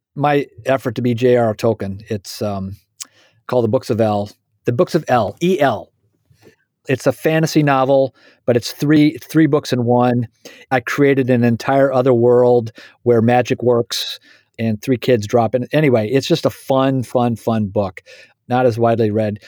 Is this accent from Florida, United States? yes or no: no; Indiana, United States; I am a Hoosier. I was born and raised in Indiana.